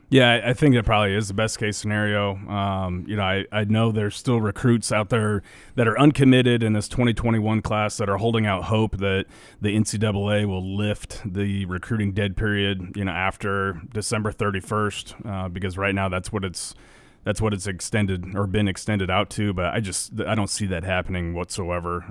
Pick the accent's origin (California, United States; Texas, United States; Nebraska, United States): Nebraska, United States; we grew up in Nebraska.